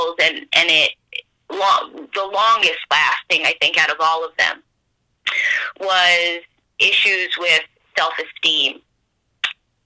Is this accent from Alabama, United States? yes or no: no; Pennsylvania, United States; also born or lived in New Jersey; we moved from New Jersey to Pennsylvania when I was in fourth grade